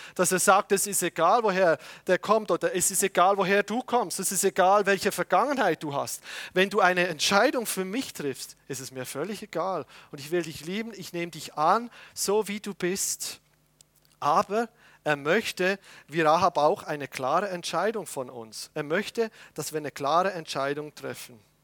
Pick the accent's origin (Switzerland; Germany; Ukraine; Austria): Switzerland; als Patriot, ja, als Schweizer Patriot